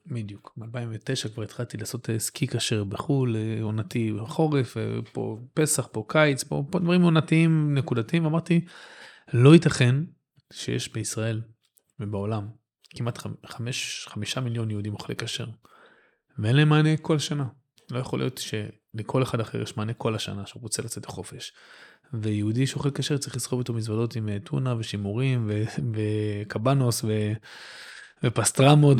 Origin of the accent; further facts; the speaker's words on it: Netanya, Central District, Israel; גדלתי בנתניה